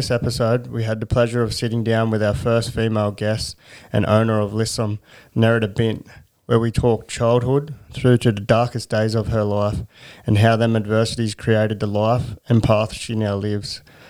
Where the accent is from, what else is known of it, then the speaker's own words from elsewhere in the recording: Newcastle, New South Wales, Australia; I grew up in Newcastle. I actually grew up in Carrington.